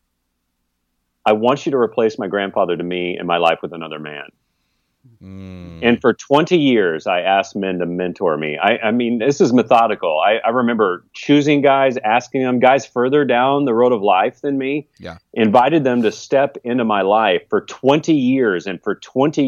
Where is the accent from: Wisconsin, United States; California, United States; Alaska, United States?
California, United States; I just had a tragic train wreck of a family growing up in California